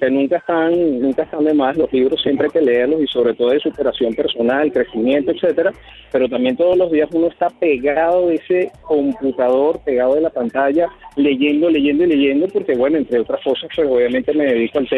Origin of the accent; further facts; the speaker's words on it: Venezuela; Sí, sí, claro, soy de Venezuela de pura fe.